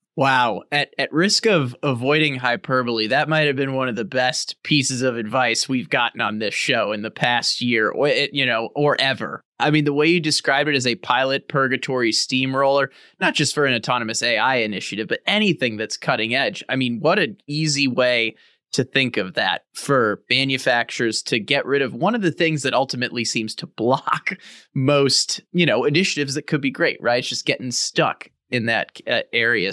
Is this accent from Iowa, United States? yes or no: no; St. Louis, Missouri, United States; also born or lived in California; I'm from Saint Louis, Missouri. I lived out in California for a while